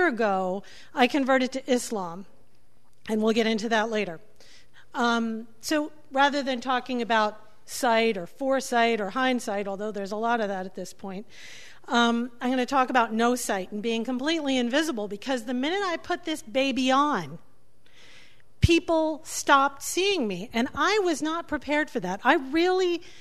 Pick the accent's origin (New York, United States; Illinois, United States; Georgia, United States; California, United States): New York, United States; New York City; I'm from New York City